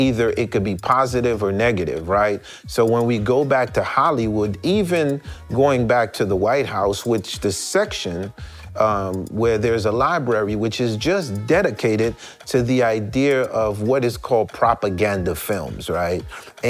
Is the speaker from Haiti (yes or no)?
yes; Haiti; moved away; When I came from Haiti, I used to watch Family Feud, literally one of our favorite shows still to today on the planet.